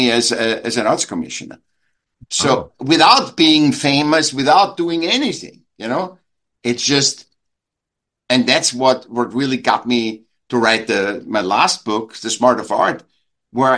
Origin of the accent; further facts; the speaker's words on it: Vienna, Austria; now in California, United States; I was born in Vienna, in Austria. I was a sick child, and I went to school